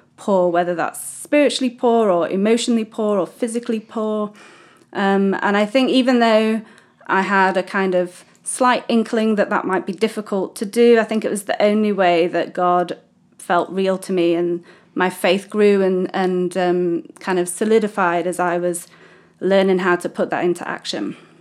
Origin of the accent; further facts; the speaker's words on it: United Kingdom; moved away as an adult; now in Mozambique; I am British, first start, as you can tell by my wonderful accent